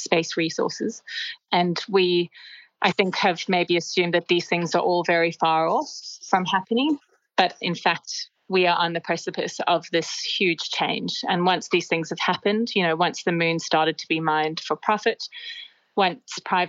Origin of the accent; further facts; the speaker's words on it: Australia; as Australian citizens